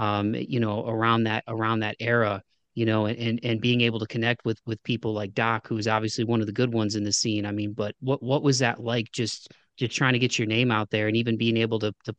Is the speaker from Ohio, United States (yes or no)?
yes; Toledo, Ohio, United States; so I'm originally from Toledo, Ohio. So I grew up right down I-75 from Detroit.